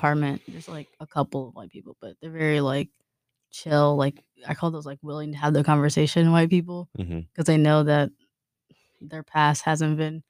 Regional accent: Houston, Texas, United States; moved away as an adult; also born or lived in Huntsville, Texas; now in Beaumont, United States; because I'm originally from Houston, and then I went to Sam Houston, and then I just moved here to Beaumont

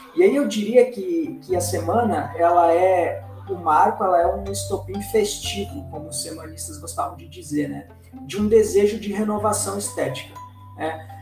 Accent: Rio Grande do Sul, Brazil; eu nasci no Rio Grande do Sul, é, próximo ao Uruguai

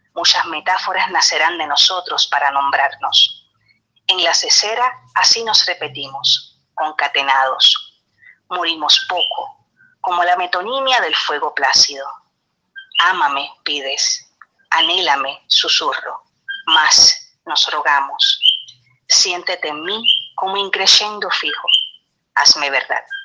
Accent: Trujillo Alto, Puerto Rico

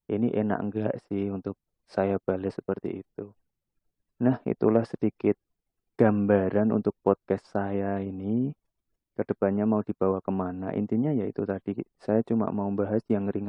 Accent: Klaten, Central Java, Indonesia; now in Semarang, Indonesia; Oke, saya asli anak Jawa, lebih tepatnya saya orang Klaten. Terus merantau di Semarang dan sekarang alhamdulillah domisili di Semarang.

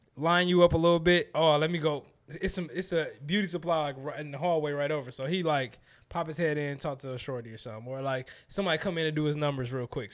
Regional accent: Detroit, Michigan, United States; I'm from Detroit

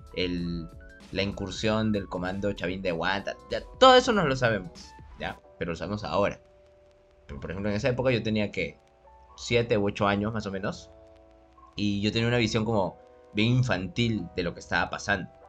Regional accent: Lima, Peru; como buen limeño

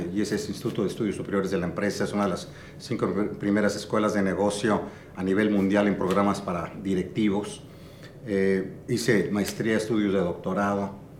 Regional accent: Mexico City, Mexico; nací en la Ciudad de México, mis padres eran de Tampico, nos tuvieron en la Ciudad de México y bueno, eh, soy, cursé con maristas 12 años, jesuitas 5 años en la Ibero

